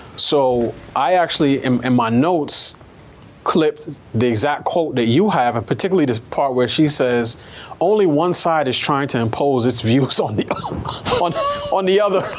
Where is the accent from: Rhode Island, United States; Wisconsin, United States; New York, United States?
New York, United States; I grew up in New York.